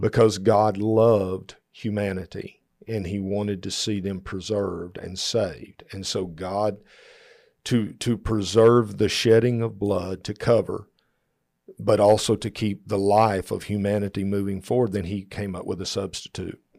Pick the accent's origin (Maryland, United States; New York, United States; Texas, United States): Texas, United States; we're from Texas